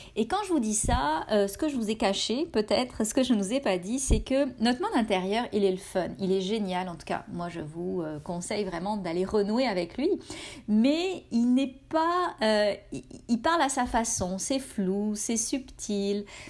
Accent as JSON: {"language": "French", "country": "France", "moved": "as an adult", "lives_now": "Canada", "said": "Je suis française et j'habite au Canada depuis 15 ans"}